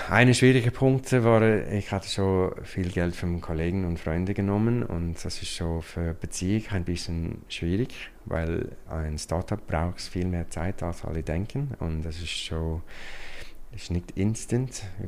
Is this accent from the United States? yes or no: yes; United States; German is a second language; moved away as an adult; now in Switzerland; ich bin ursprünglich ein Amerikaner und äh, ich bin schon seit über 20 Jahren in der Schweiz.